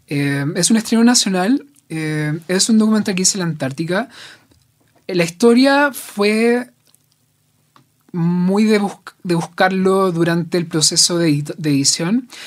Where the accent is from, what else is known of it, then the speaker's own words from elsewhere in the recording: Talcahuano, Biobío, Chile; moved away as an adult; also born or lived in Santiago; Soy de Talcahuano.